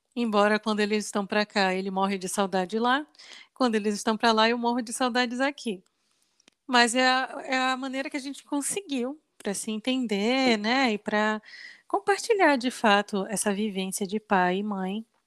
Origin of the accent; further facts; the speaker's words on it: Belém, Pará, Brazil; moved away; Nós somos de Belém do Pará